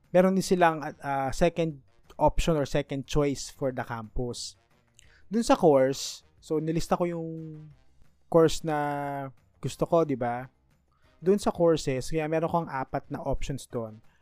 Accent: Manila, Metro Manila, Philippines; since I was born in Manila, I am eligible sa scholarship ng PLM

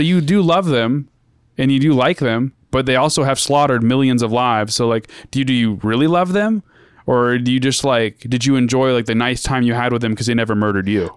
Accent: United States

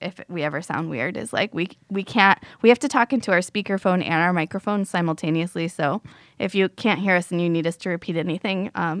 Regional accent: Florida, United States; I'm from Florida.

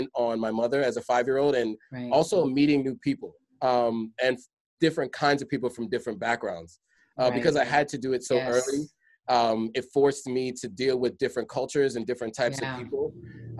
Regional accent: New York City, New York, United States; moved away; also born or lived in Hershey, Pennsylvania; growing up in the Bronx

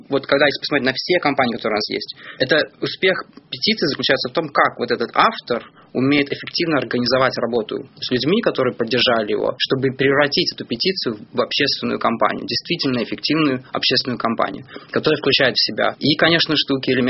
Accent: Belarus; я сам из Беларуси

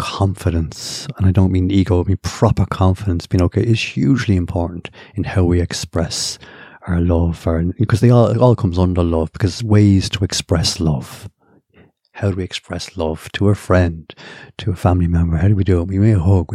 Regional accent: Ireland; born or raised there

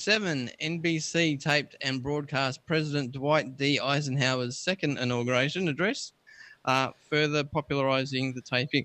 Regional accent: Australia; I'm born and bred here. I'm more Australian than Vegemite sandwich.

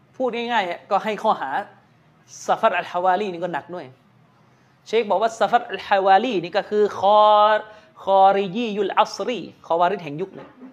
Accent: Yala, Thailand; now in Bangkok, Thailand; ผมมีธุระต้องกลับไปที่ยะลานะครับที่บ้านเกิด

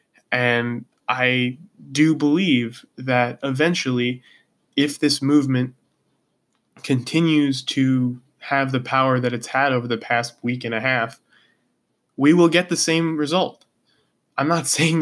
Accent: United States; my hometown

